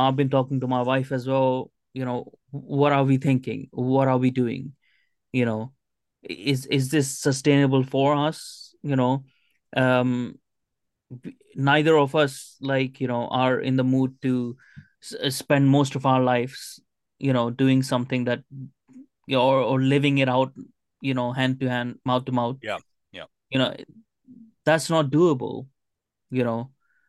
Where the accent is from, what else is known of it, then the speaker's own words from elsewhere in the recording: Canada; I am still Canadian. I'm gonna keep that Canadianness in me